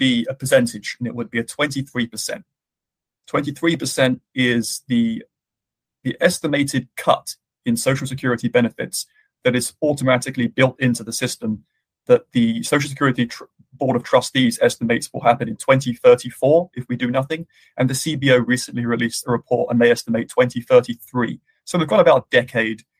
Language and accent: English; United Kingdom; now in United States; my home country of the UK